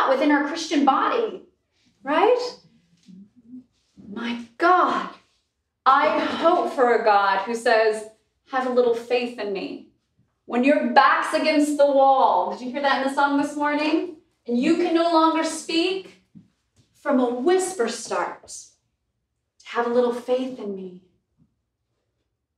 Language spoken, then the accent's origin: English; Alaska, United States; I'm from Alaska, on an island in Alaska